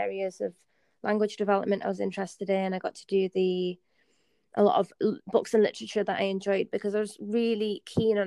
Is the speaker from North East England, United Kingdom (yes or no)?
yes; the Northeast, North East England, United Kingdom; I grew up in the Northeast, like I said, tough family circumstances